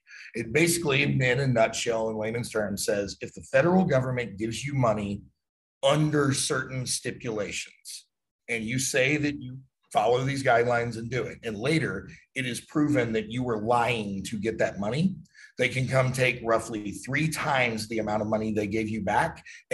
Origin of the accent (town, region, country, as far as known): United States